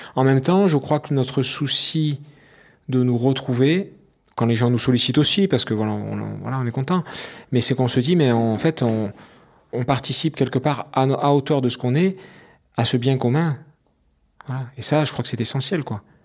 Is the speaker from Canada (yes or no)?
no; Aubagne, Provence-Alpes-Côte d'Azur, France; also born or lived in Marseille; je suis originaire d'Aubagne